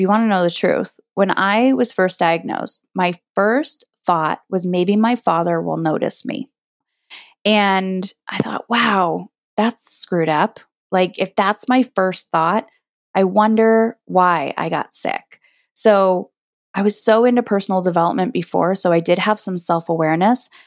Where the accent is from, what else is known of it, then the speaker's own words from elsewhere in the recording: Canada; I'm Canadian